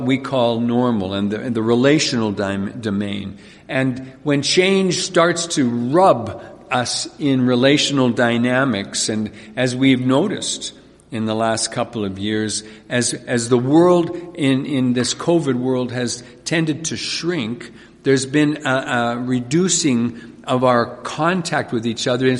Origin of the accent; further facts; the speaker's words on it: Carbon, Alberta, Canada; I was born and raised in this province, and actually grew up in Carbon, Alberta